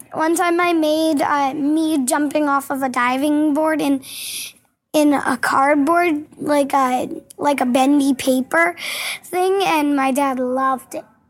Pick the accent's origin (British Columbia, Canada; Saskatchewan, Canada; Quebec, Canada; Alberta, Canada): Saskatchewan, Canada; Yorkton; now in Prince Albert, Canada; I was born in Yorkton